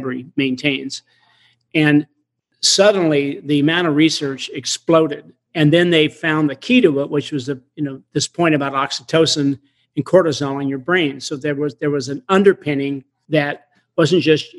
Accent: Portland, Oregon, United States; moved away; I grew up in near Portland

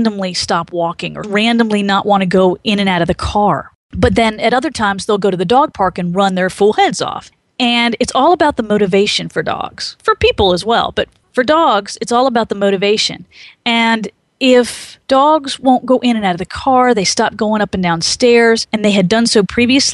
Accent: Maryland, United States; moved away; I grew up in Maryland

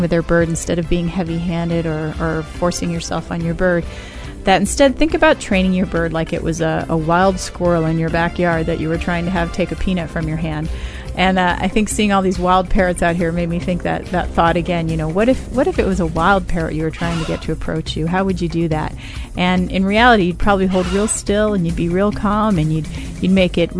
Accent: Austin, Texas, United States; my hometown

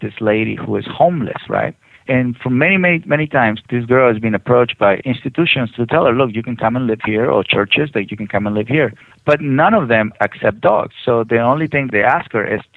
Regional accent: Mexico; now in United States; I'm from Mexico

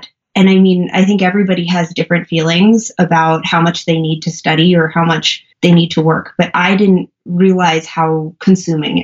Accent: New York, United States; moved away; also born or lived in Colorado; I'm originally from New York, but I was living in Colorado at the time

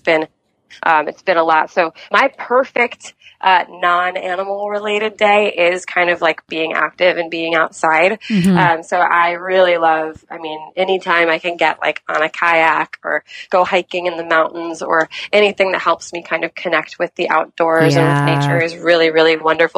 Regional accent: New York City, New York, United States; I grew up in New York City

